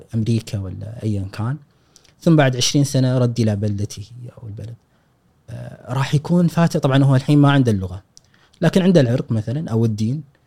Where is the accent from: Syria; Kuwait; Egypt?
Kuwait; ان انا مولود هني